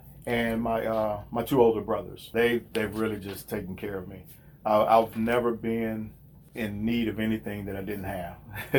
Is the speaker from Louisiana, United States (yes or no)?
yes; Louisiana, United States; moved away as an adult; well, I moved here from South Louisiana about 25 years ago.